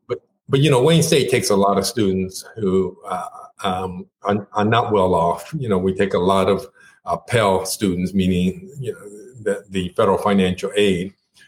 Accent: Japan; first language Japanese; English is a second language; I grew up in Japan. And in fact, Japanese was my first language.

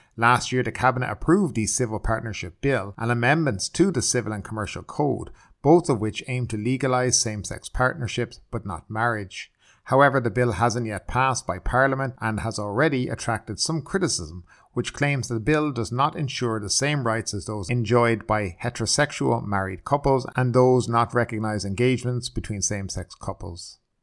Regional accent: the middle of Ireland, Midlands, Ireland; moved away as an adult; now in Thailand; My hometown in the middle of Ireland

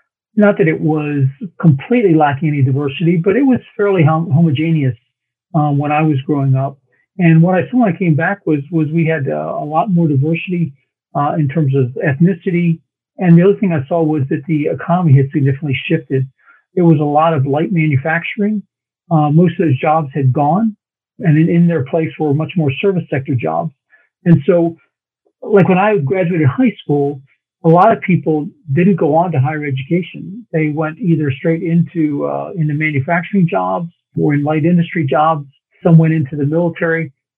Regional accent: Fort Leavenworth, Kansas, United States; born there; Yeah, well, I was born in Fort Leavenworth, Kansas.

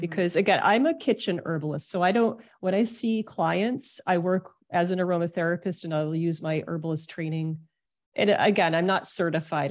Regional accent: Detroit, Michigan, United States; now in New York City, United States; I was born in Detroit

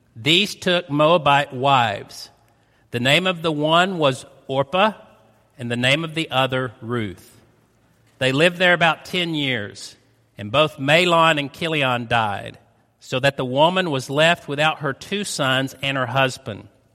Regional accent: United States; accent: North Georgian, East Tennessee; moved away; also born or lived in Chattanooga, Tennessee / Rossville, Georgia; We moved here from Chattanooga, so the accent is a North Georgian, East Tennessee accent

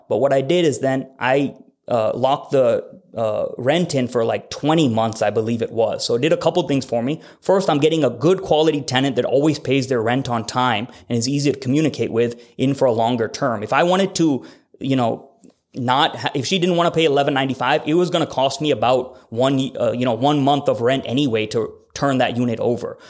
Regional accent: Fargo, North Dakota, United States; now in Bennington, United States; I am from Fargo and the area code there is seven oh one, but I'm very local to Omaha. I live in Bennington.

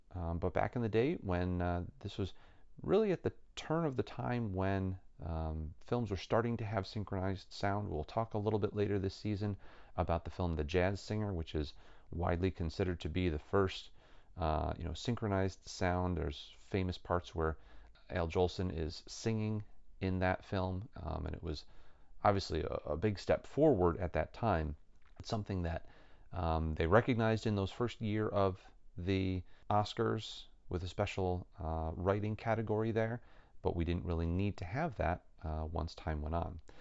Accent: Rochester, New York, United States; my hometown of Rochester, New York

